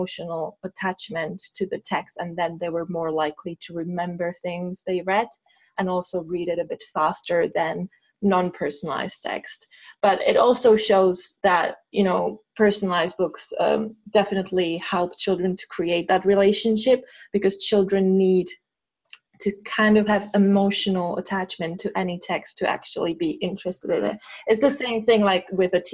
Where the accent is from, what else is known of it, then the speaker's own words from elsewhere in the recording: Czechia; English is a second language; moved away as an adult; now in United Kingdom; we started actually in Czech Republic because I'm from there